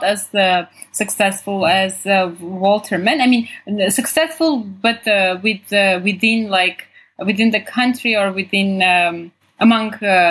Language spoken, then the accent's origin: English; Armenia; also born or lived in Sweden; I grew up in Armenia.